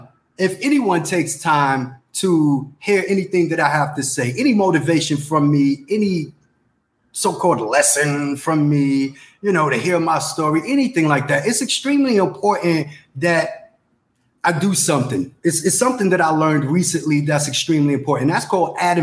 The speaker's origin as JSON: {"language": "English", "town": "New York City", "region": "New York", "country": "United States", "tie": "born or raised there", "said": "I'm from the Bronx, New York. I'm an 80s baby."}